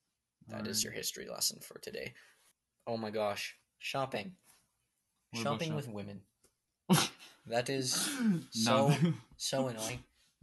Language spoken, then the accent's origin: English; Canada; we're Canadian